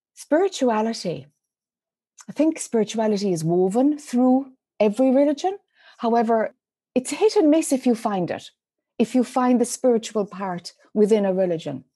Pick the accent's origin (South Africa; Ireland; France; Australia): Ireland; accent: Irish; moved away as an adult; now in United States; as one might be able to detect from my Irish accent, mm. I spent most of my life in Ireland until I was in my mid 30s.